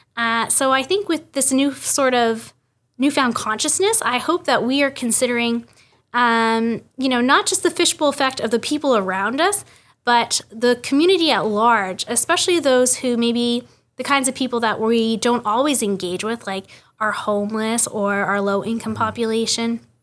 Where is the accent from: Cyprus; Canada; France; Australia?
Canada; Kitimat, British Columbia; I'm born and raised in Kitimat